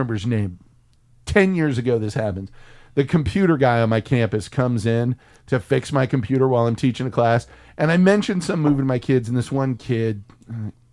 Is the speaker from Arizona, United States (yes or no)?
no; San Antonio, Texas, United States; now in Austin, United States; I'm from San Antonio